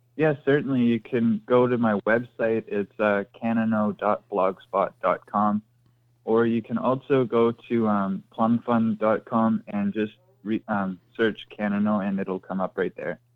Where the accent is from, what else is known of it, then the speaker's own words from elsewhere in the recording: Ontario, Canada; I'm from Canada up here in Ontario.